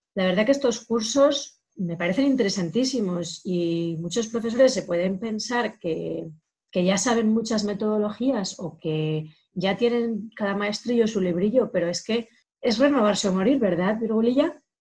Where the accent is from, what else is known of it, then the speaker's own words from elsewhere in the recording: Soria, Castile and León, Spain; moved away; una chica soriana de mi tierra